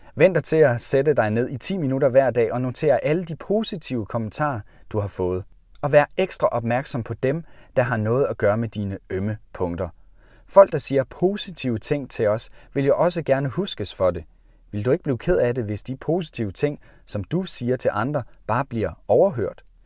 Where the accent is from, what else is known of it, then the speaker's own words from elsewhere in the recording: Jutland, Denmark; Da jeg var barn hjemme i Jylland